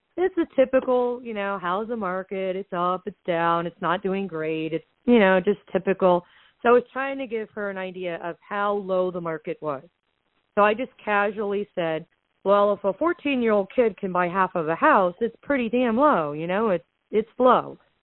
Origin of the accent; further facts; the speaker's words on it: Southwest Florida, United States; I was born and raised in Southwest Florida